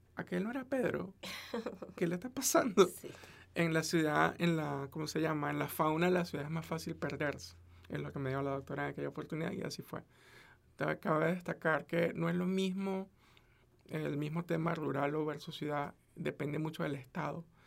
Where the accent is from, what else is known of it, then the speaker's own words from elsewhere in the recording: Venezuela; now in United States; yo soy de Venezuela